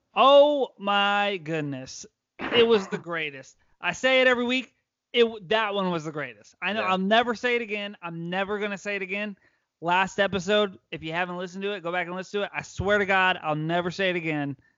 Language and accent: English; United States; as an American